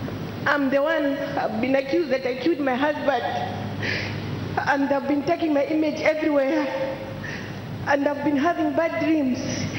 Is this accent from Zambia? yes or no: yes; Lusaka, Lusaka Province, Zambia; I'm from Zambia, Lusaka.